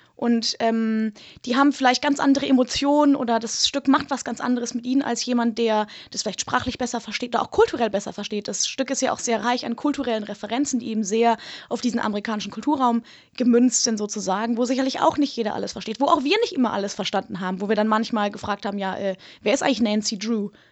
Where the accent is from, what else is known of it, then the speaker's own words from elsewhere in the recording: Germany; wir als Deutsche